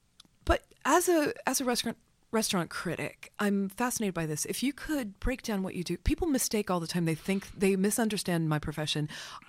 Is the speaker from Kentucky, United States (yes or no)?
yes; Kentucky, United States; I grew up in Kentucky and went to a state school